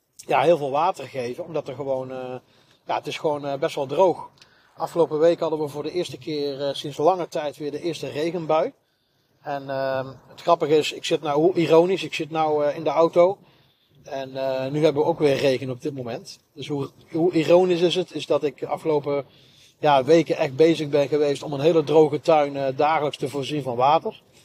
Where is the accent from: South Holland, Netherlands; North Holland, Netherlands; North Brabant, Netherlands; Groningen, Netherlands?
North Brabant, Netherlands; Nuland and 's-Hertogenbosch; ik ben gedeeltelijk in, een, in het dorp Nuland opgegroeid. En een ander gedeelte ben ik opgegroeid in, uh, in Den Bosch.